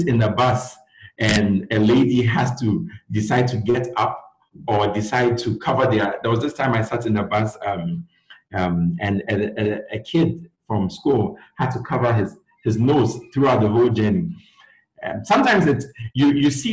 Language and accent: English; Ghana; moved away as an adult; also born or lived in Gwangju, South Korea; growing up in Ghana